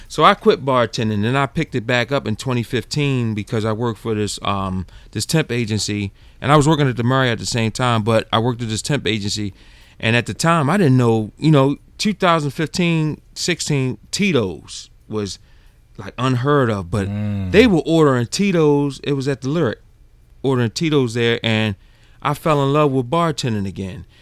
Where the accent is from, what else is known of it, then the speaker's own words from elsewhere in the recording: Baltimore, Maryland, United States; moved away as an adult; now in Atlanta, United States; I'm from Baltimore